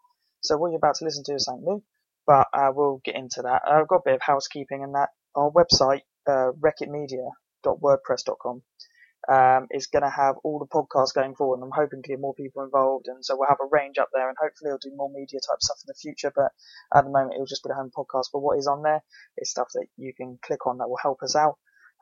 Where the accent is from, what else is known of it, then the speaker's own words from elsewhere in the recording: England, United Kingdom; because I mean, we're all British and it's getting popular